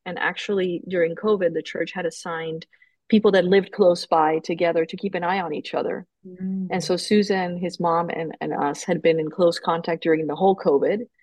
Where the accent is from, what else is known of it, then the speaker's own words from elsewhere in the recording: Colombia; moved away as an adult; now in United States; when I was growing up in Colombia, it's very Catholic